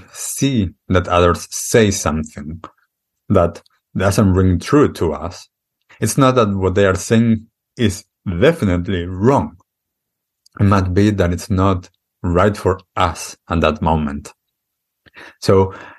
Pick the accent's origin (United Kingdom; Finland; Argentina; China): Argentina; moved away; when I grew up in Argentina, I accepted the things that were culturally accustomed there